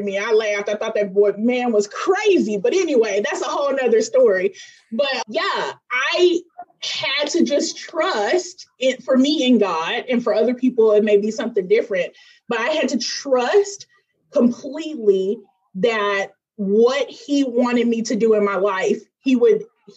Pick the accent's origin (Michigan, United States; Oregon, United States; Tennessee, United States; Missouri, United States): Tennessee, United States; Memphis; moved away; I'm originally from Memphis, Tennessee